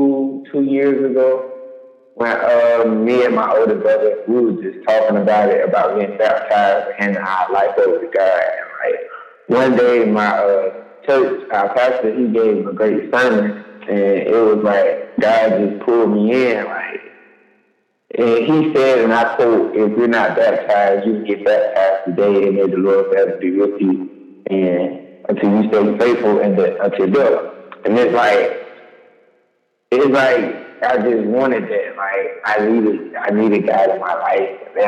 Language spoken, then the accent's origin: English; Jonesboro, Georgia, United States; now in Selma, United States; I'm originally from Jonesboro, Georgia, but living in Selma, it has its ups and downs.